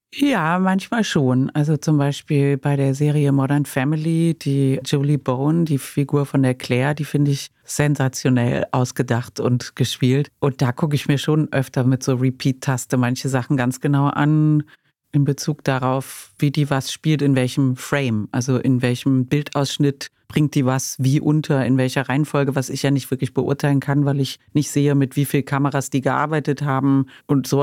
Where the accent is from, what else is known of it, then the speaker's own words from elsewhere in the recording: Cologne, North Rhine-Westphalia, Germany; ich komme aus Köln, ne, wo das gedreht wurde. Die ganzen Kinder aus der Lindenstraße waren auf meinem Gymnasium